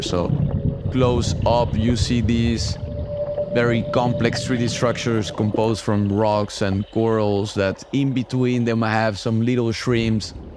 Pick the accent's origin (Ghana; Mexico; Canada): Mexico; moved away; I'm originally from Mexico, and that's where I started my underwater adventures